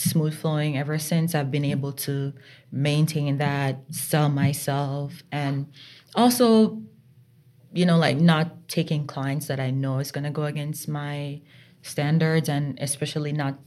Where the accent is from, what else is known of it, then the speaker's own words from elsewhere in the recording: Jamaica; moved away as an adult; now in Vermont, United States; growing up in Jamaica, you know, it's small country girl.